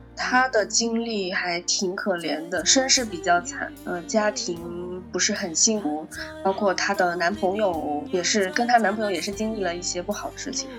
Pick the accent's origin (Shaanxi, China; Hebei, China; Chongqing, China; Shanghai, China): Shanghai, China; 我是魔都的一只暖兔子